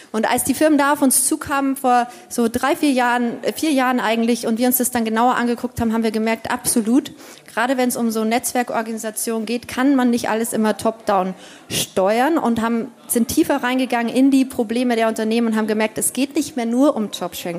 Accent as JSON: {"language": "German", "region": "Bavaria", "country": "Germany", "tie": "born or raised there", "said": "wenn man so im konservativen Bayern äh, aufwächst"}